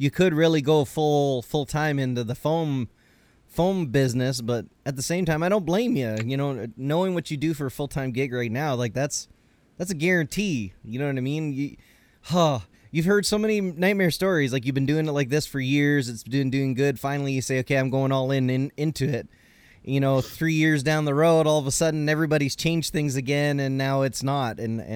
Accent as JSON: {"language": "English", "country": "Canada", "said": "I'm Canadian."}